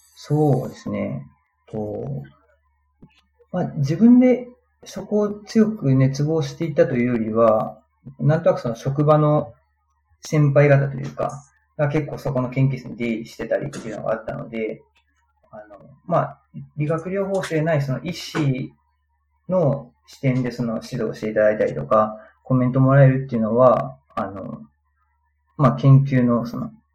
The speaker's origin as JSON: {"language": "Japanese", "region": "Aichi", "country": "Japan", "tie": "born or raised there", "moved": "as an adult", "lives_now": "Tsukuba, Japan", "said": "出身は愛知県なんですけど、まあ、就職で、つくばの方に来まして"}